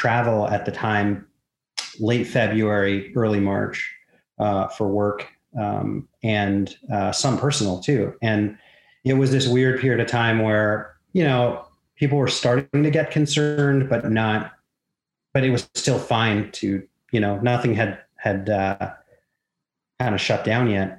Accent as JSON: {"language": "English", "town": "Vancouver", "region": "British Columbia", "country": "Canada", "tie": "born or raised there", "said": "I grew up in Vancouver."}